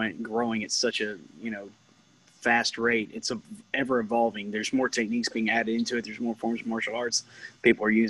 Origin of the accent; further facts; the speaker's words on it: Louisiana, United States; I'm from Louisiana